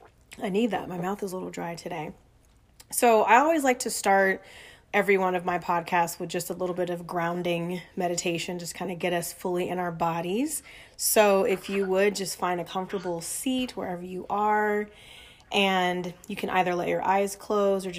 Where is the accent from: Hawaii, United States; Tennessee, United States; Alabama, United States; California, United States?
California, United States; Inglewood; also born or lived in Alexandria, Virginia / North Carolina; I'm from Southern California and was born in Inglewood